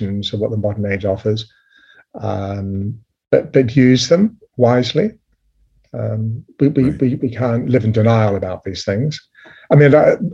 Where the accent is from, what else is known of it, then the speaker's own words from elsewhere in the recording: New Zealand; I was raised in New Zealand